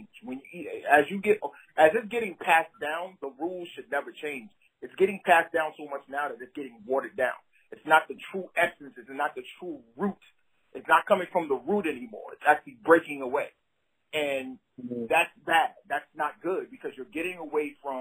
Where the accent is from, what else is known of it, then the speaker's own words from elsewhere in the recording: Brooklyn, New York, United States; moved away as an adult; also born or lived in the South (US); growing up in Brooklyn and listening to hip hop